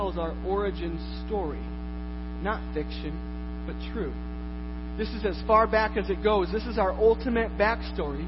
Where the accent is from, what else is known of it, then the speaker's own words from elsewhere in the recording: Iowa, United States; I am from Iowa